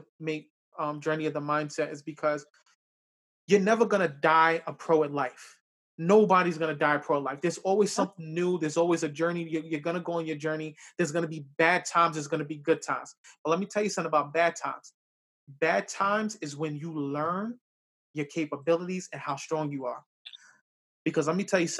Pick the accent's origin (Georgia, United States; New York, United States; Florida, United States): New York, United States; New York City; now in Yonkers, United States; I grew up in the South Bronx as well, too